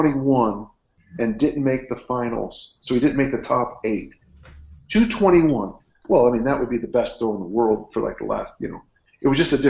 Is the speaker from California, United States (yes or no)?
yes; South San Francisco, California, United States; Yeah, I grew up in South City, and it's a great place.